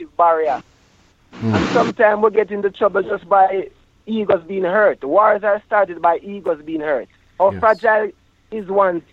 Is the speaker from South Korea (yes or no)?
no; Jamaica; growing up in Jamaica as a youth, a man